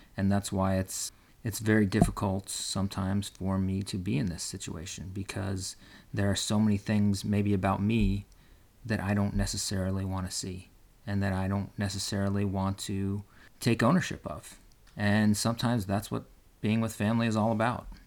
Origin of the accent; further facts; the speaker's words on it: West Coast, United States; I'm from the West Coast and my family lives on the East Coast